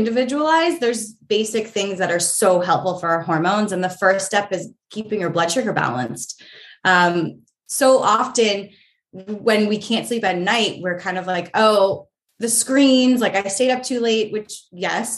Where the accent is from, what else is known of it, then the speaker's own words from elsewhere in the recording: New Hampshire, United States; moved away as an adult; also born or lived in New York City / London; now in Los Angeles, United States; I grew up in New Hampshire. It's gray so much there